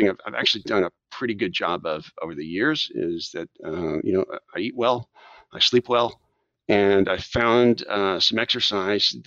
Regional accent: South Texas, United States; also born or lived in Washington, D.C. / Japan / San Antonio; I'm a native Texan. I grew up in South Texas

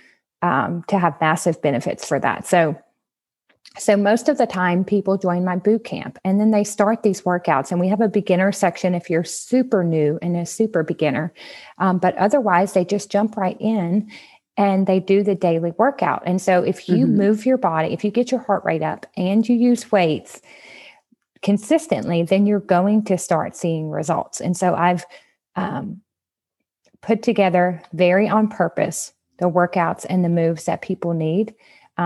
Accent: Southwest Louisiana, United States; I'm from Southwest Louisiana

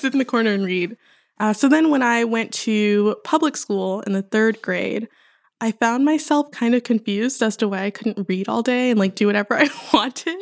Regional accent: Houston, Texas, United States; I was born and raised there.

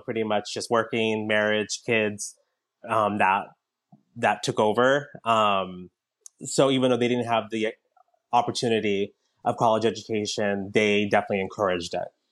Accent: Southern California, United States; I grew up in Southern California, where it's very diverse

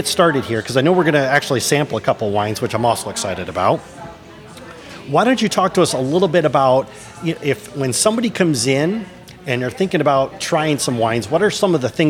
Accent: Michigan, United States; moved away as an adult; I'm on a quest to answer that exact question. After 20 years, I've returned to my native Michigan, and I'm looking to reconnect with my home state.

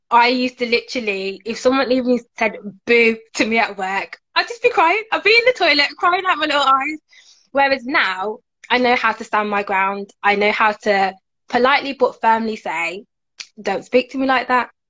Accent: Birmingham, West Midlands, United Kingdom; So I used to work in Manchester for two years. I worked um, in children's TV there, but now I'm back in Brum.

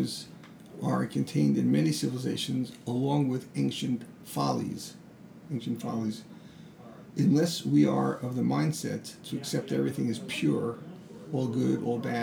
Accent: United States; who I am as an American

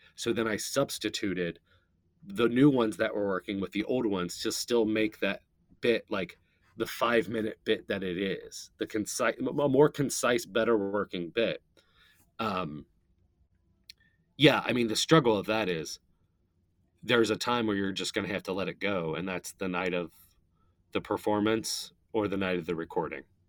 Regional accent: Northern Kentucky, United States; I'm from Northern Kentucky

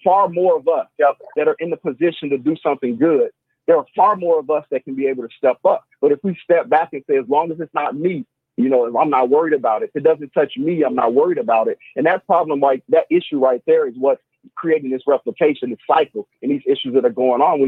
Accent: Chicago, Illinois, United States; also born or lived in North Lawndale, Chicago; I'm a resident of the West Side. I was born in Austin. I live in North Lyndale today

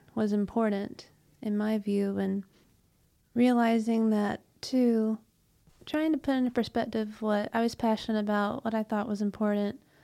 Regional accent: Bremen, Georgia, United States; I was born and raised in Bremen, Georgia, so that's about forty-ish miles west of Atlanta.

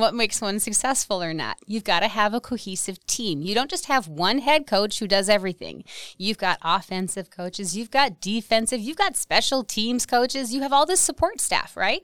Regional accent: Wausau, Wisconsin, United States; I grew up in the Wausau area of Wisconsin

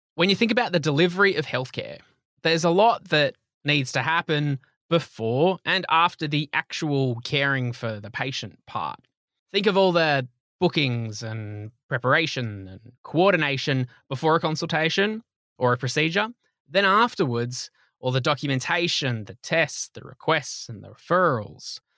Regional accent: Australia; accent: Australian; my Australian accent

